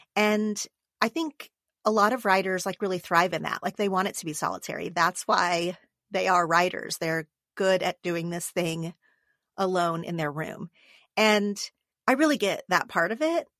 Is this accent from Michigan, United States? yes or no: no; Oklahoma, United States; now in Los Angeles, United States; Oklahoma, my home state